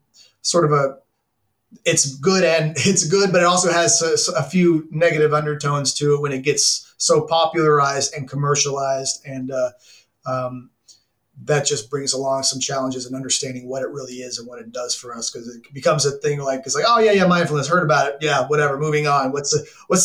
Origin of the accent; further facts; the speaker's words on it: Arlington, Texas, United States; moved away; I'm from Texas, Arlington to be exact, now the home of the Dallas Cowboys.